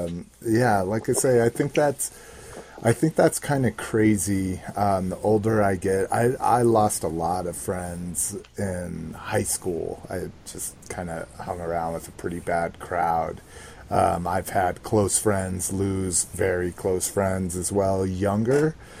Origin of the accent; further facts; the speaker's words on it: Sweden; Sweden. Yes, I'm from Sweden.